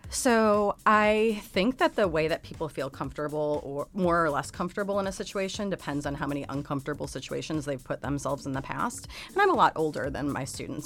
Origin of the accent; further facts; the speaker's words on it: United States; I'm an American